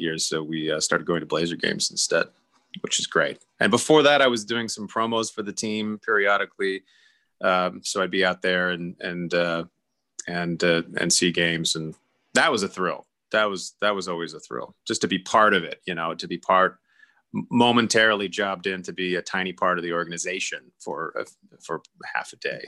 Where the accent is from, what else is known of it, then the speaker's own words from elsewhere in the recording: Oregon, United States; moved away; we're from Oregon